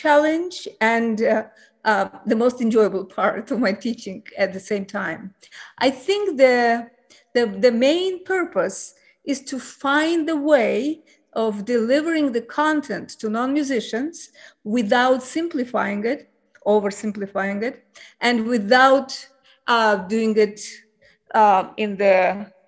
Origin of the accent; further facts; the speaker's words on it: Baku, Azerbaijan; moved away as an adult; also born or lived in St. Petersburg, Russia; now in Bloomington, United States; I was born and raised in Baku, Azerbaijan